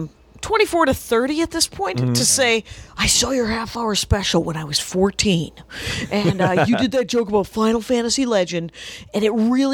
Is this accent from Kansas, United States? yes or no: no; Milwaukee, Wisconsin, United States; I'm from outside of Milwaukee, and it and I took a class called biking and bowling in high school